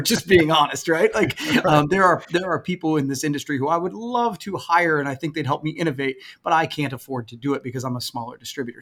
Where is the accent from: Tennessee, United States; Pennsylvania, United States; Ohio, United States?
Ohio, United States; Coshocton; I'm from a small town in Coshocton. It is incredibly white